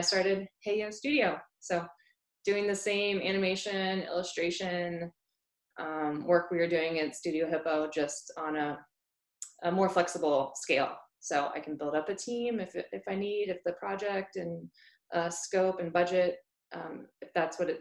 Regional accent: North Carolina, United States; I'm originally from North Carolina

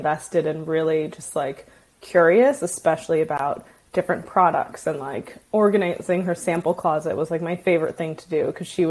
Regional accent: Washington, District of Columbia, United States; I grew up in Washington, D.C.

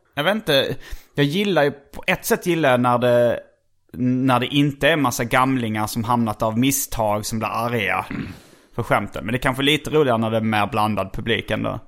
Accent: Skåne, Sweden; moved away as an adult; jag kom ju från Skåne, så det var ju först när jag flyttade hit i tjugoårsåldern

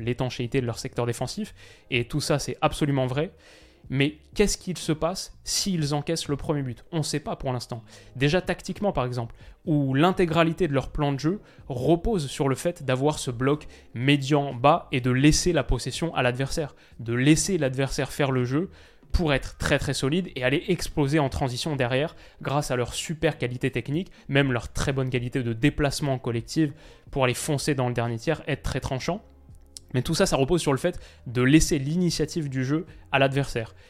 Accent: France; en tant que Français

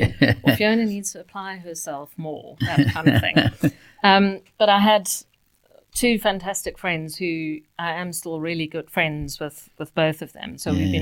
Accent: Cape Town, Western Cape, South Africa; brought up and grew up in Cape Town. One of the most beautiful places in the world.

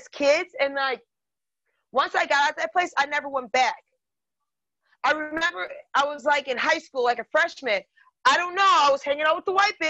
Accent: Door County, Wisconsin, United States; I grew up in Door County, and we were the first Black family there

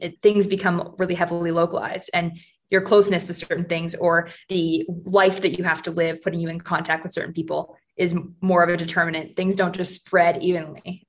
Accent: Seattle, Washington, United States; moved away as an adult; also born or lived in Vancouver / London / Sydney; now in Denver, United States; I grew up in Seattle, famously rainy city

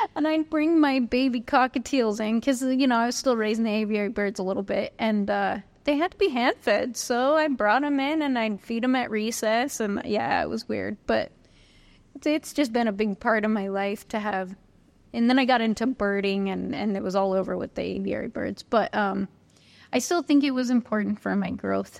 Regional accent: Northern California, United States; also born or lived in Hawaii / New York / Queensland; now in Australia; I grew up in Northern California

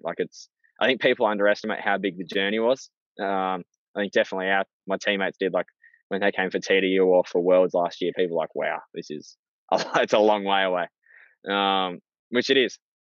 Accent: Australia; being an Aussie

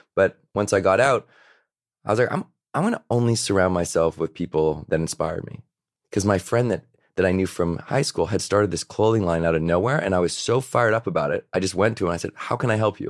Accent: Victoria, British Columbia, Canada; I grew up in Victoria, B C. So that's, that's an, on an island off of Vancouver

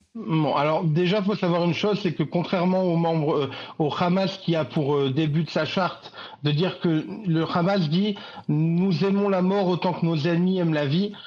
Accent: France; now in Israel; je suis français, franco-israélien, j'habite en Israël, mais je suis terriblement attaché à, ma, mes racines françaises.

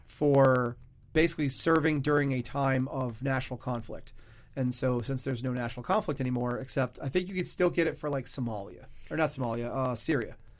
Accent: Louisiana, United States; I was born in Louisiana.

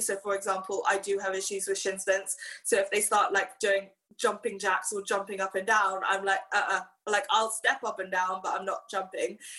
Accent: Hong Kong; growing up in Hong Kong

